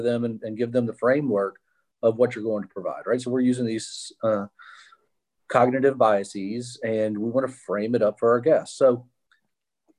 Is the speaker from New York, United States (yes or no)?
no; Mobile, Alabama, United States; I was born here in Mobile and grew up in the public school system